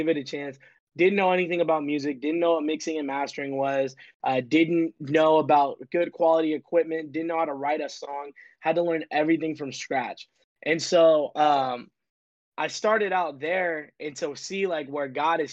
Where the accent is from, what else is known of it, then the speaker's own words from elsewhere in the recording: Sacramento, California, United States; I am from Sacramento, California. Shout out NorCal.